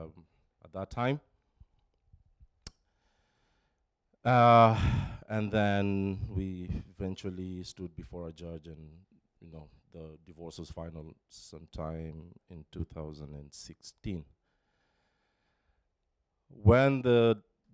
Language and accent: English; Nairobi, Kenya; moved away; Born and raised in Nairobi, Kenya, to a family of four siblings